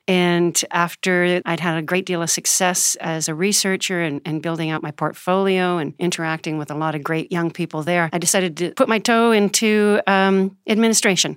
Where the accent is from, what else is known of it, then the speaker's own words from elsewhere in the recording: Alberta, Canada; now in United States; I'm originally Canadian, and, um, I'm now a naturalized U S citizen as of twenty twelve, but I started in Canada, uh, Alberta, just above Montana. I was a, a farm girl